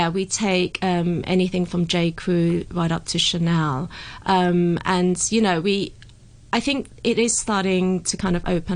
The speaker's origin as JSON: {"language": "English", "country": "United Kingdom", "tie": "born or raised there", "said": "I was brought up in the UK"}